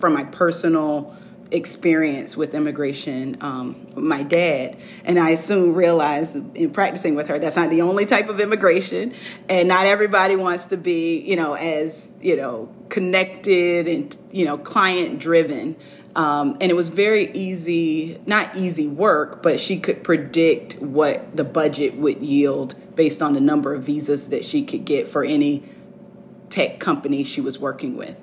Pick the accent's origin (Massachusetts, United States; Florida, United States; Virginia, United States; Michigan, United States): Virginia, United States; Virginia Beach; I grew up in Virginia Beach